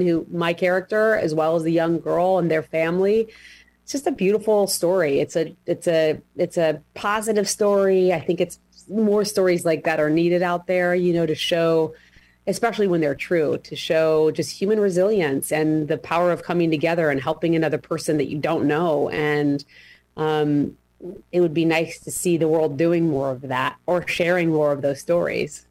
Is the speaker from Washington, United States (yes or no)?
yes; Washington, United States; I grew up in Washington State